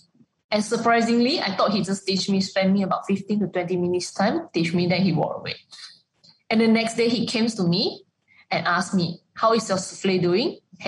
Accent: Malaysia; English is a second language; also born or lived in Kuala Lumpur

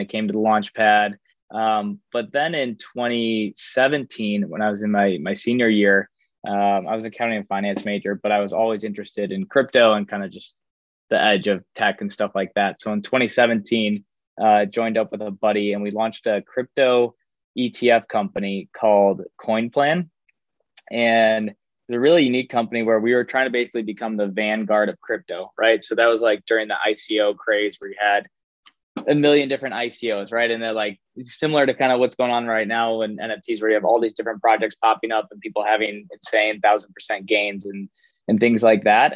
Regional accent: Chicago, Illinois, United States; moved away as an adult; now in Miami, United States; I grew up in Chicago.

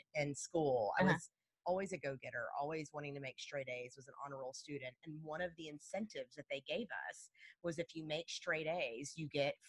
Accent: La Porte, Texas, United States; I grew up in La Porte, actually.

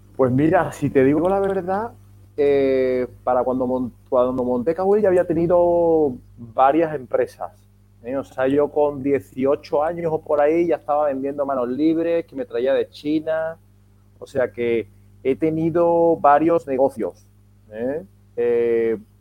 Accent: Seville, Andalusia, Spain; also born or lived in Madrid / New Orleans; now in Málaga, Spain; yo soy de Sevilla

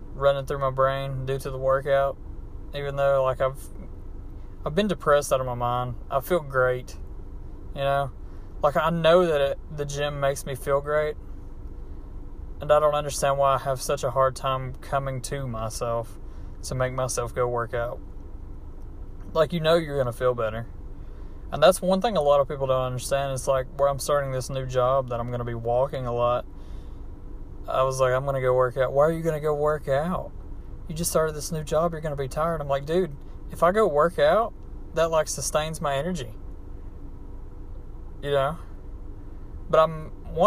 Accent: United States; accent: hillbilly; my hillbilly accent

